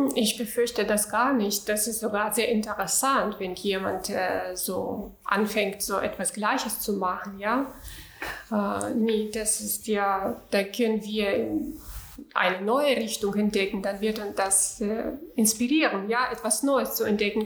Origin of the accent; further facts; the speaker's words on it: Urals, Russia; German is a second language; moved away as an adult; now in Hamburg, Germany; ich bin in Russland, äh, in äh, ganz kleine Provinz, ganz kleine Stadt geboren, in Ural, das ist in der Nähe von Sibirien